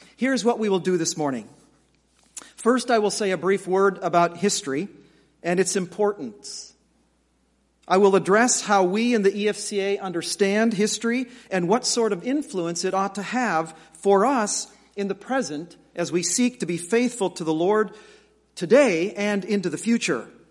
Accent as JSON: {"language": "English", "country": "United States", "said": "as American evangelicals"}